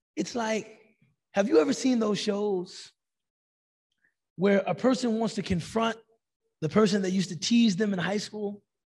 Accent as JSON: {"language": "English", "country": "United States", "said": "Ana min America. I'm from America"}